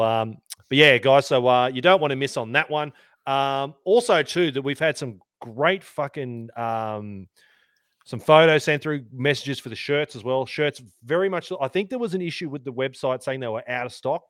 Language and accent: English; Sydney, New South Wales, Australia; also born or lived in Canberra; I grew up in Sydney